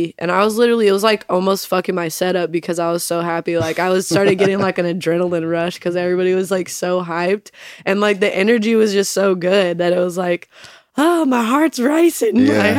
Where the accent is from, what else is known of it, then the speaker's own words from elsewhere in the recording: Las Vegas, Nevada, United States; also born or lived in Arizona / Salt Lake City, Utah; I grew up partially in Vegas, like kind of elementary school like uh-huh. ages. And then uh-huh. I lived in Arizona. I lived in back in Salt Lake.